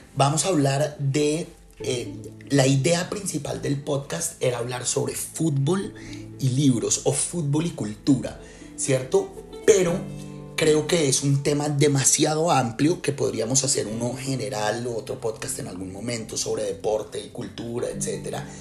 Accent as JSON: {"language": "Spanish", "country": "Colombia", "tie": "born or raised there", "also_born_or_lived": "Israel", "moved": "yes", "lives_now": "Spain", "said": "yo ahorita vivo en España, yo viví en Israel, eh, eh, nací en Colombia"}